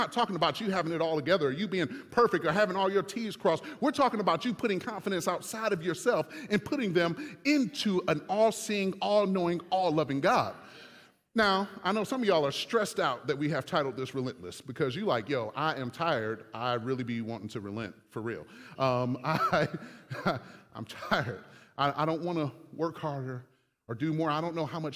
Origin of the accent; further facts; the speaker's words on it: Michigan, United States; I'm from Michigan